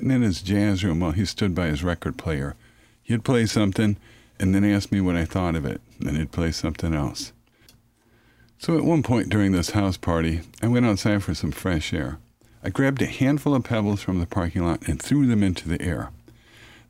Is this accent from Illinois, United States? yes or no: yes; Chicago, Illinois, United States; I grew up on Chicago's south side with railroad tracks in back of my house